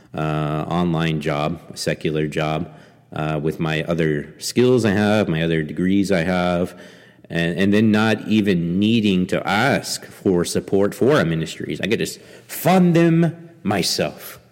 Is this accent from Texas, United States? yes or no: yes; Angleton, Texas, United States; also born or lived in Saint Petersburg, Russia; a church there in, in Angleton, Texas, my hometown